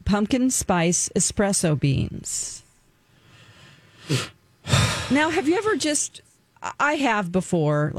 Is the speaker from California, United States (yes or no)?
yes; California, United States; moved away; I'm from California